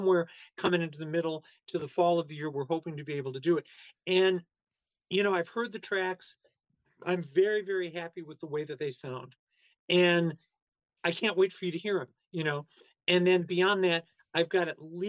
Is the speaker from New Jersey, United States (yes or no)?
no; Chicago, Illinois, United States; I'm some weirdo from Chicago